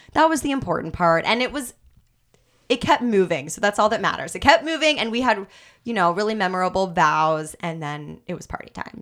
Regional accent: Kansas City, United States; now in Los Angeles, United States; I'm from Kansas City

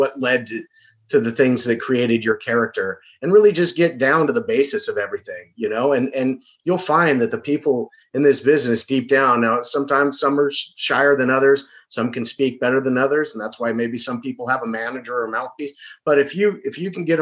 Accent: Southern California, United States; I'm from Southern California originally.

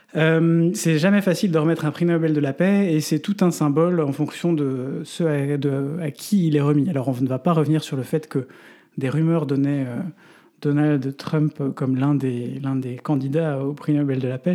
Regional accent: Belgium; chez nous en Belgique

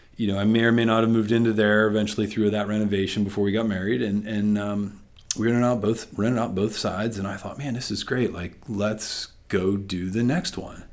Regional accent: Freeport, Pennsylvania, United States; also born or lived in Nashville, Tennessee; now in Sarver, United States; I was born and raised in Freeport

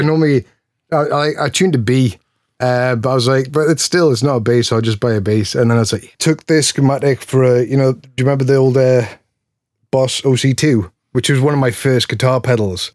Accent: Newcastle upon Tyne, North East England, United Kingdom; now in Philadelphia, United States; I'm actually from Newcastle, which is in the northeast of England. It's the bit below Scotland, um, but I live in Philly now

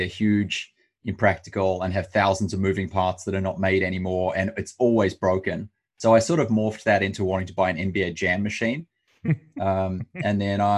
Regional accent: Australia; moved away; as an Australian

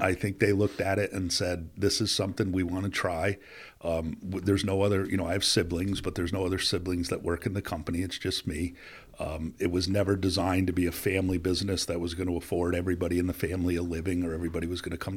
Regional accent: Plattsburgh, New York, United States; also born or lived in Rochester, New York / Springfield, Massachusetts / Connecticut; Plattsburgh's home. It's where I grew up

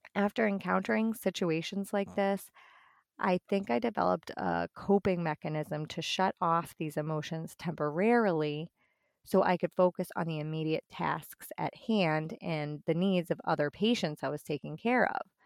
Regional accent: Boston, Massachusetts, United States; moved away as an adult; now in northwest Indiana, United States; I'm originally from the Boston area

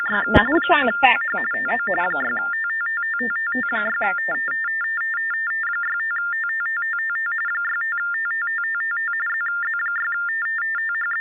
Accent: San Francisco, California, United States; I'm from San Francisco.

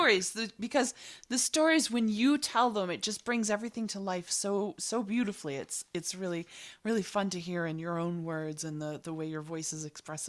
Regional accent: Boston, Massachusetts, United States; So I grew up in Boston, and I'm still in Boston.

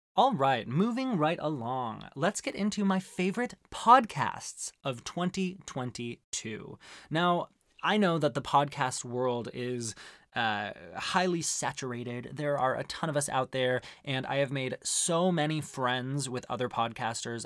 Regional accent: Arizona, United States; growing up in Arizona

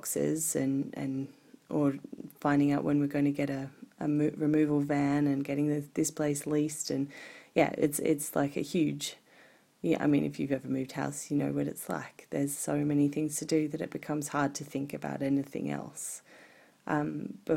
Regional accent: Sydney, New South Wales, Australia; moved away as an adult; also born or lived in Japan / Glastonbury, United Kingdom; now in Blue Mountains, Australia; We're moving away from the Northern Beaches here in Sydney, where I grew up, and I've lived almost all of my life.

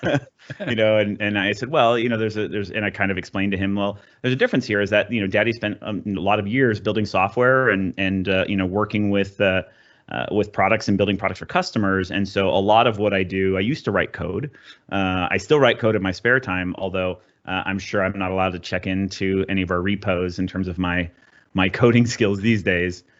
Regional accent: Southern California, United States; I grew up in Southern California

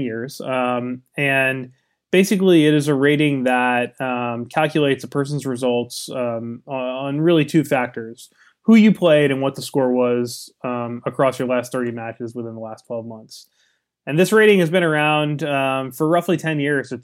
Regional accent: California, United States; I was from California

